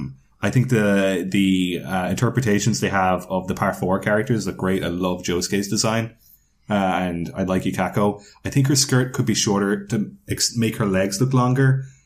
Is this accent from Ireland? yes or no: yes; Kinsale, Munster, Ireland; I'm from Kinsale, which is a seaside town in Cork. That's full of tourists.